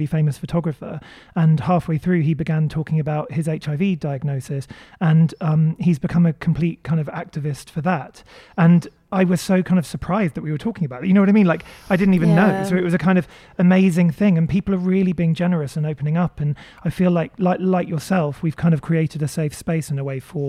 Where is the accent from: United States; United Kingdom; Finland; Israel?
United Kingdom; Maidenhead, South East England; I grew up in Berkshire in Maidenhead